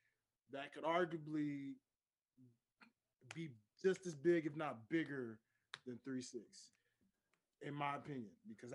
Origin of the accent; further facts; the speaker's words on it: Memphis, Tennessee, United States; being from Memphis